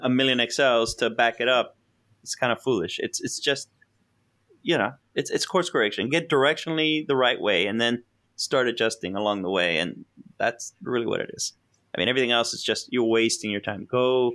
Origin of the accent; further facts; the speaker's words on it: Miami, Florida, United States; I'm from Miami